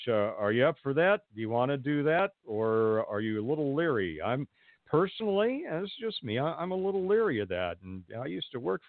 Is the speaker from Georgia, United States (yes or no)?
no; Pasadena, California, United States; moved away; my hometown of Pasadena, California